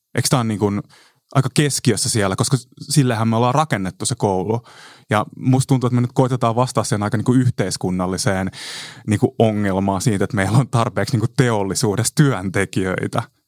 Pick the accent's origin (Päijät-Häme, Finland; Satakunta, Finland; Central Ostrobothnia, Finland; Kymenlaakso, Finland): Kymenlaakso, Finland; Kotka; mä oon Kotkasta 90-luvulla kasvanut